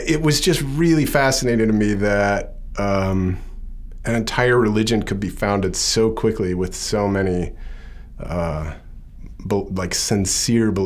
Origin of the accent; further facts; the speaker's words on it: Texas, United States; I grew up in Texas with Midwestern parents